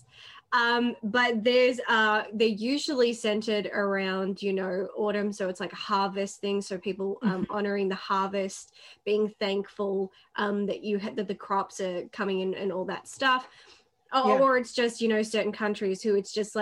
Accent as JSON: {"language": "English", "country": "Australia", "said": "I'm Australian. And the thing is, they know I'm Australian"}